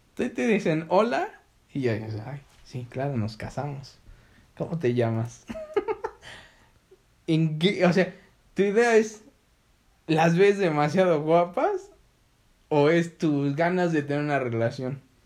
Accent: Belize; yo soy de Belice

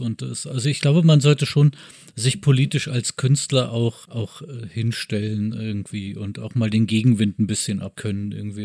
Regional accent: Bavaria, Germany; also born or lived in Braunschweig; now in Berlin, Germany; ich bin in Bayern aufgewachsen

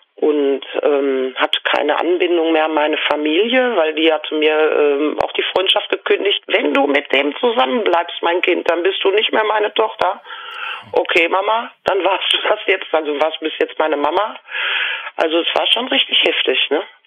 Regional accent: Lüdenscheid, North Rhine-Westphalia, Germany; Ich bin in Lüdenscheid im Sauerland geboren

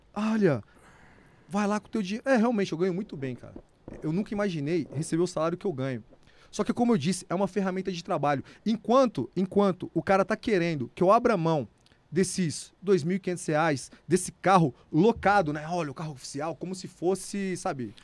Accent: Serra Talhada, Pernambuco, Brazil; now in São Paulo, Brazil; Eu sou pernambucano, nasci numa cidade chamada Serra Talhada, sertão de Pernambuco, cidade onde Lampião nasceu.

